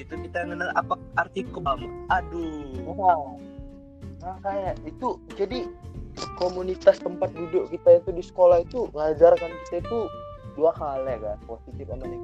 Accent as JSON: {"language": "Indonesian", "region": "North Sumatra", "country": "Indonesia", "said": "iya aku orang Karo nandem itu kalau kata orang Karo itu mamamu katanya"}